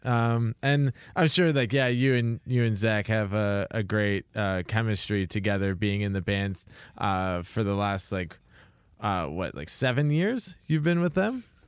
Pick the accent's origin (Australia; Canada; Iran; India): Canada; Toronto area, Ontario; I grew up around the Toronto area